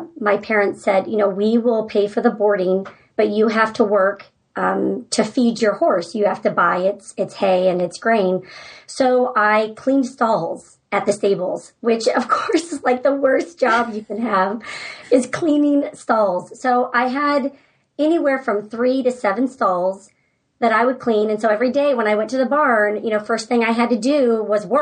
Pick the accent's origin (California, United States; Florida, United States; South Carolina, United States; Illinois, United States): California, United States; San Francisco Bay Area; moved away as an adult; also born or lived in Georgia; now in Alaska, United States; I'm from the San Francisco Bay Area